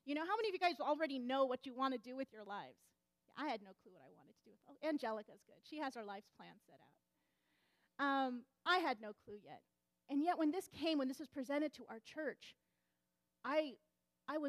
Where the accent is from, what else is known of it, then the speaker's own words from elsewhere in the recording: Southeastern California, United States; also born or lived in Michigan; growing up in Southeastern California Conference